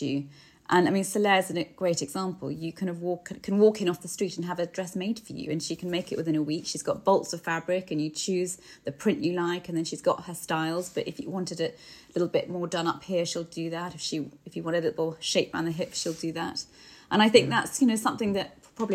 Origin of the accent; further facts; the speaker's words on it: United Kingdom; we're so British